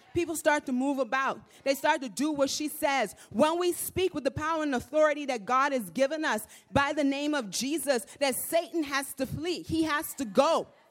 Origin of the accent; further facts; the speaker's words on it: Nassau, New Providence, Bahamas; moved away; I'm from the Bahamas. I'm from Nassau.